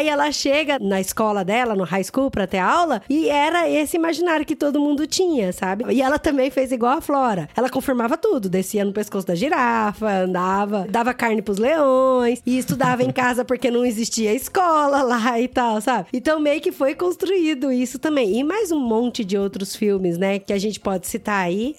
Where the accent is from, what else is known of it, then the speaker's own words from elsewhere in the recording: Campo Grande, Mato Grosso do Sul, Brazil; Eu sou de Campo Grande, Mato Grosso do Sul